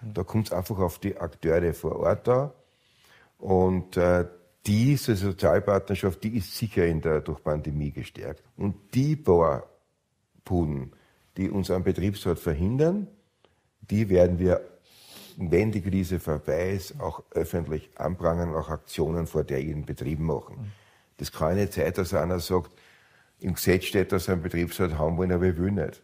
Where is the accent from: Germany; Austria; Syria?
Austria